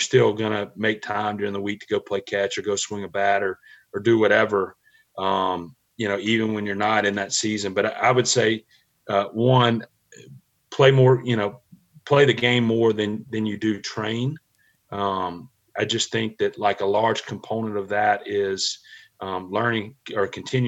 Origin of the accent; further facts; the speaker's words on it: Mississippi, United States; growing up in Mississippi, I grew up an Ole Miss fan